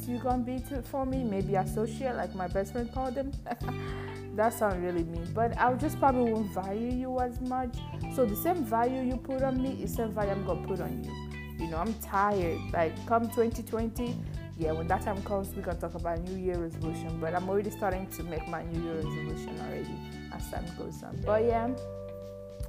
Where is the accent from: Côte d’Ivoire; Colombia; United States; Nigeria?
Nigeria; English is a second language; I'm from Nigeria, by the way, precisely Igbo Queen